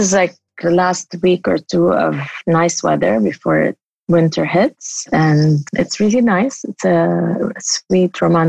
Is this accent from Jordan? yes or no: yes; Amman, Amman Governorate, Jordan; also born or lived in Syria; So I was born in Syria. And then once they declared democracy, we moved back to Amman, Jordan, and my dad opened this think tank.